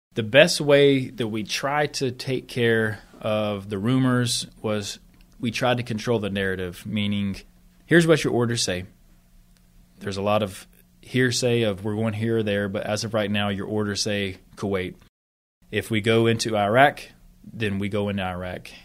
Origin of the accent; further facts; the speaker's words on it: Sanford, North Carolina, United States; moved away as an adult; also born or lived in Texas / Qatar / Korea / Oklahoma; now in West Point, United States; I'm from Sanford, North Carolina, right outside of Fort Bragg, about forty minutes